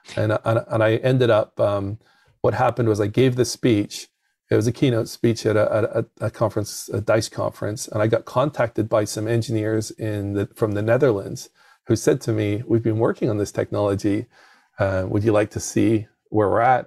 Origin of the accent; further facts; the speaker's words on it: United Kingdom; moved away as an adult; now in United States; I'm from the United Kingdom